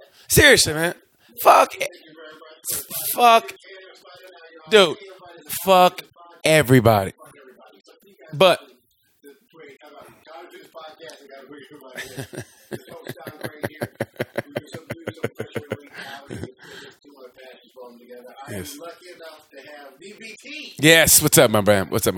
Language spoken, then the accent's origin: English; Oklahoma, United States; I grew up born and raised in Oklahoma